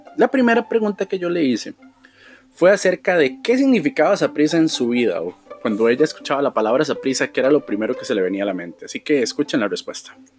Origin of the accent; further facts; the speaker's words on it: Costa Rica; como ticos